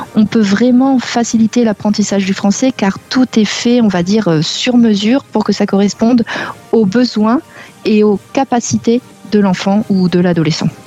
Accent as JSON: {"language": "French", "region": "Normandy", "country": "France", "also_born_or_lived": "South America / Barcelona", "moved": "yes", "lives_now": "Limoges, France", "said": "à la base, je suis de Normandie"}